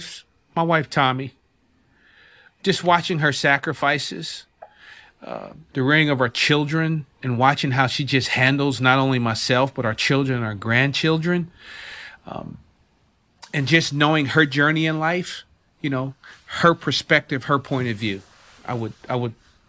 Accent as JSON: {"language": "English", "region": "New Jersey", "country": "United States", "tie": "born or raised there", "said": "So, Nanaz, growing up in Jersey, South Jersey, at the time, the NBA basketball team was like, that was the organization, that was the team to follow."}